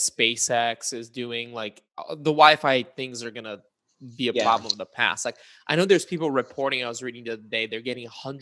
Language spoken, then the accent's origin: English; Bulgaria; moved away; I was born in Bulgaria and I still spend quite a bit of time in Bulgaria